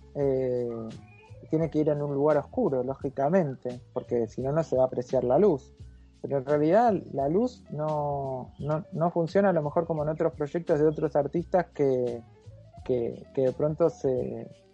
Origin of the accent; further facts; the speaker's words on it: Mercedes, Buenos Aires Province, Argentina; el centro polivalente de arte que había en la ciudad de Mercedes, donde yo nací